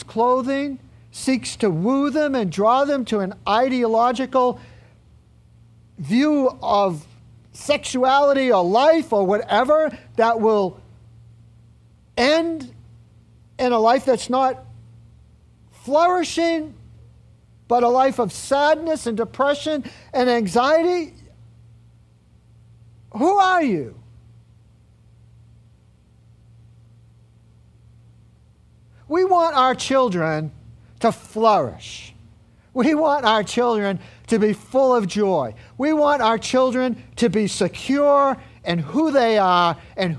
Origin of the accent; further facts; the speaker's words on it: Medford, United States; I was born in Medford and not San Diego